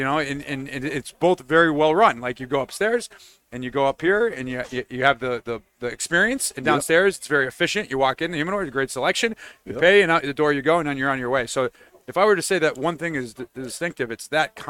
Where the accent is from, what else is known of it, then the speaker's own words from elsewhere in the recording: New England, United States; also born or lived in Florida; I'm also from New England